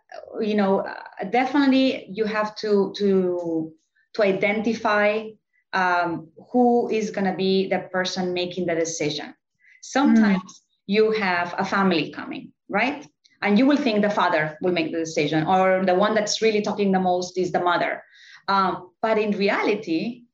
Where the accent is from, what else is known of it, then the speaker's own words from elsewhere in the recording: Barcelona, Catalonia, Spain; moved away as an adult; also born or lived in New York; now in Miami, United States; I was born in Barcelona